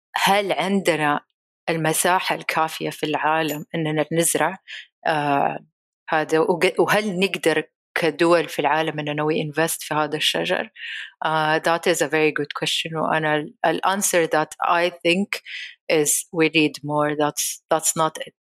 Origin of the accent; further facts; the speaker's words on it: Saudi Arabia; هنا عندنا في السعودية